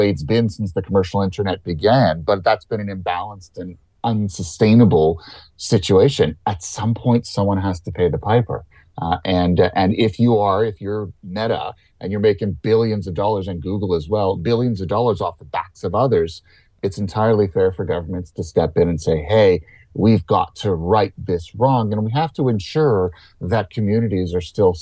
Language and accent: English; Canada; as a Canadian